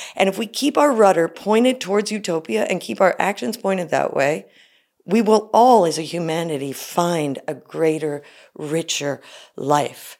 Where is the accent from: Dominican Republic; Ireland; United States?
United States; I'm an American woman